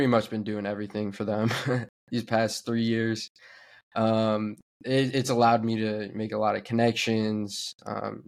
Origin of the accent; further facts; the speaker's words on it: Bay Area, California, United States; I'm from the Bay Area. Grew up rooting Bay Area.